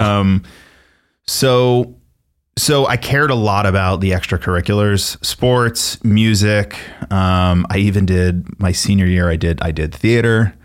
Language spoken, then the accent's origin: English; Miller Place, New York, United States; I grew up on Long Island in a town called Miller Place